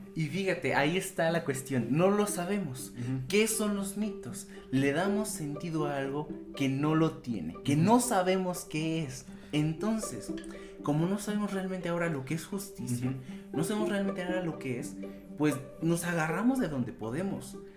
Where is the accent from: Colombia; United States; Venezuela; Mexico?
Mexico; para nosotros como mexicanos